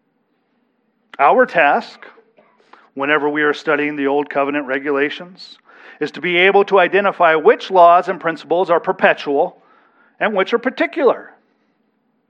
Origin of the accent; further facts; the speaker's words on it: United States; we as American citizens are under an obligation to abide by the civil laws of our county, our state, and our nation